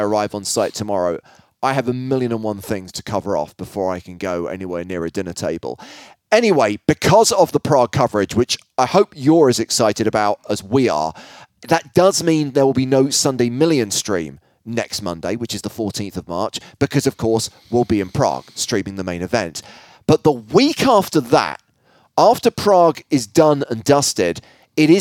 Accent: Ireland

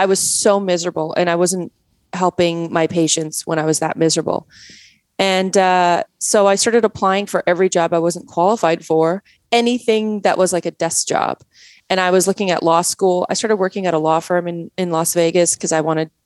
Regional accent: Canada; accent: Canadian; also born or lived in Poland; now in United States; I was raised in Canada

